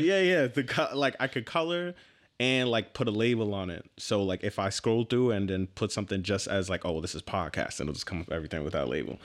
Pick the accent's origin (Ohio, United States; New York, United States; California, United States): New York, United States; New York City; I was born in Manhattan and grew up on, I actually grew up in East Harlem, hundred and first Street